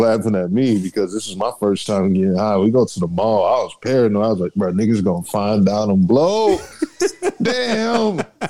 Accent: Dayton, Ohio, United States; now in San Antonio, United States; I'm from Dayton, Ohio. Moved out here in 2011, San Antonio, Texas. I decided it was best for best for me to stay down here.

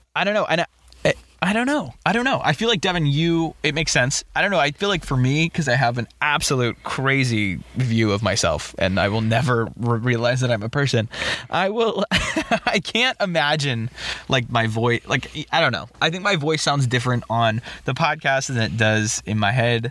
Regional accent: Boston, Massachusetts, United States; We're from Boston, and like growing up, I didn't live directly in the city, but I experienced mm-hmm. a lot of the city

